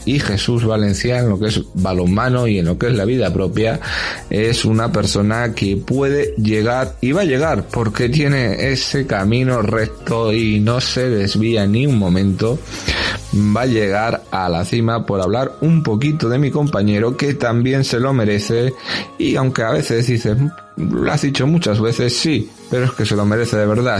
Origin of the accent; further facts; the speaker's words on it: Spain; somos españoles